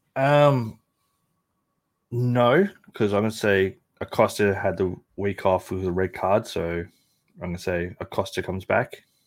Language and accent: English; Australia; as an Australian who didn't grow up with baseball